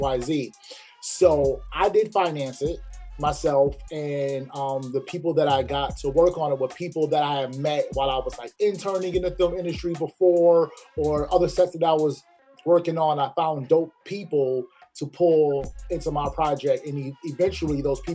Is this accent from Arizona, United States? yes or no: no; Waterbury, Connecticut, United States; also born or lived in Philadelphia, Pennsylvania; now in Atlanta, United States; I moved here from Philly, but I'm originally from Waterbury, Connecticut